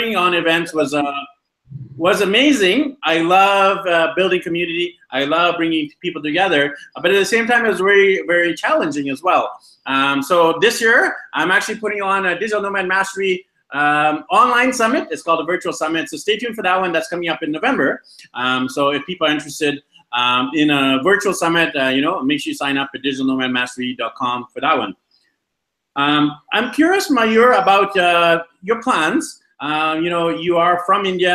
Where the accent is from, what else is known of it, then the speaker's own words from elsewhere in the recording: Vancouver, British Columbia, Canada; I'm actually from Vancouver, BC, Canada